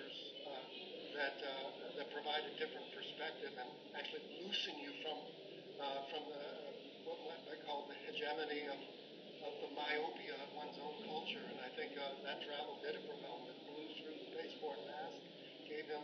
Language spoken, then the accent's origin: English; Boston, Massachusetts, United States; moved away; I grew up in Boston, so I'm from Massachusetts